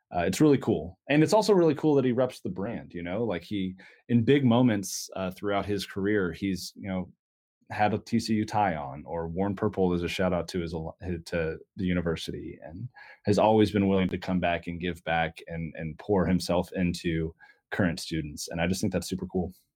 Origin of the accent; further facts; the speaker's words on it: Dallas, Texas, United States; I went home 'cause I'm from Dallas